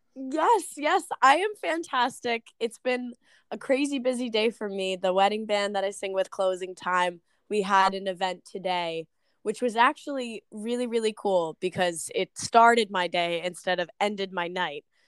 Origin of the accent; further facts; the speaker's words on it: Smithfield, Rhode Island, United States; moved away as an adult; now in Attleboro, United States; I am originally from Smithfield, Rhode Island